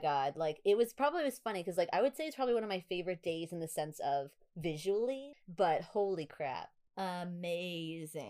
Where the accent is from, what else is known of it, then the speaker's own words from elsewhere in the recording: New York, United States; accent: New York; my New York accent